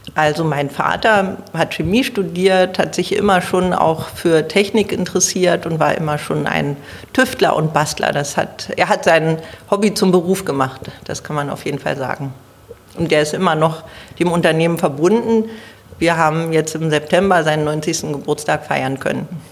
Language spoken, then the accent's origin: German; Berlin, Germany; ich bin eine waschechte Berlinerin. Ich lebe im Südwesten Berlins, in Zehlendorf